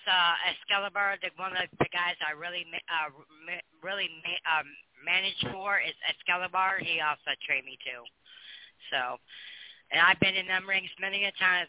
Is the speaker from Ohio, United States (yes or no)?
yes; Toledo, Ohio, United States; I'm from Toledo, Ohio, actually